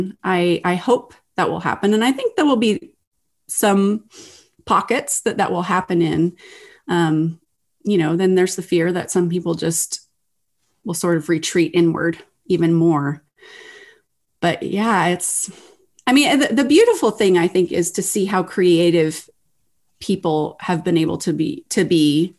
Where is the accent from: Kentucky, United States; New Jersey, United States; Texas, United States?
Texas, United States; now in Ohio, United States; I live in Ohio. I grew up in Texas, so I'm not with my family of origin